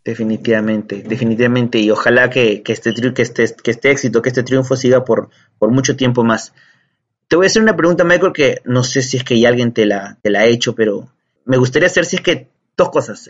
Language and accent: Spanish; Peru; nuestro país